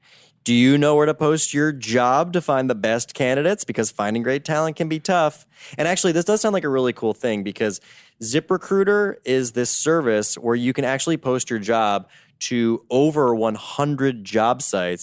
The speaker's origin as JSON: {"language": "English", "country": "United States", "accent": "American", "said": "people are like, they get excited about my American accent."}